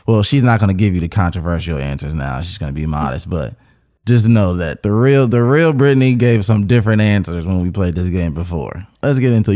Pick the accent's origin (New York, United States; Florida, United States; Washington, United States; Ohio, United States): Ohio, United States; Cincinnati; I'm from Cincinnati, Ohio.